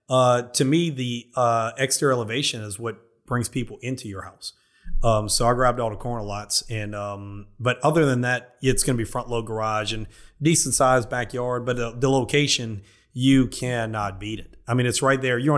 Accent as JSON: {"language": "English", "town": "Prairieville", "region": "Louisiana", "country": "United States", "said": "Look, I came from Prairieville. I just moved in a Long Farm, but oh, geez, two years now."}